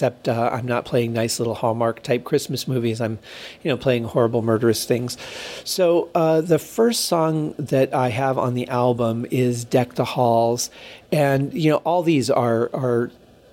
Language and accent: English; Michigan, United States; now in Las Vegas, United States; growing up in Michigan